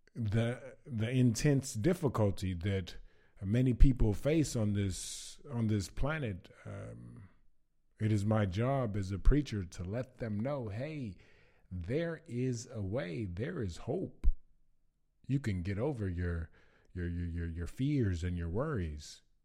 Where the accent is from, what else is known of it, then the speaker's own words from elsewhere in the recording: Baton Rouge, Louisiana, United States; moved away as an adult; now in Zagreb, Croatia; I am from Baton Rouge, Louisiana, and I'm currently living in, uh, Zagreb, Croatia